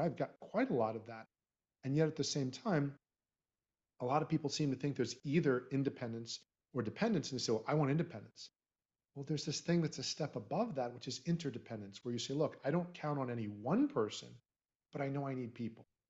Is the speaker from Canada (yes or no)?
no; Florida, United States; we're both from Florida